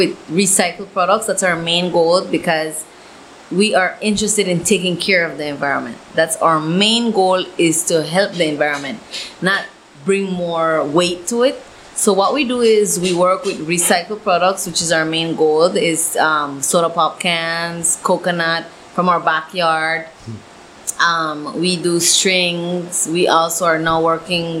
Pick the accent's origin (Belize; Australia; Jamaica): Belize; Caye Caulker, Belize District; my hometown. So I've been working with the Caye Caulker BTAA